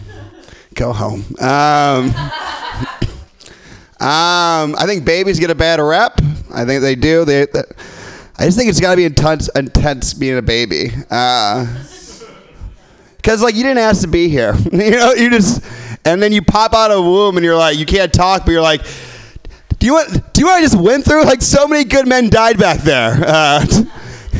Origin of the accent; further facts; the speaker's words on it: Midwest, United States; I'm from the Midwest